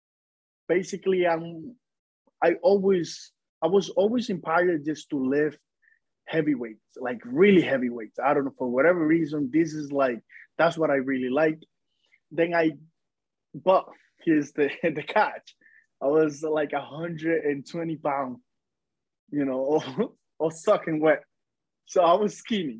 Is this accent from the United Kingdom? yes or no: no; Dominican Republic; now in New Jersey, United States; I was born in the Dominican Republic, like in the countryside of the Dominican Republic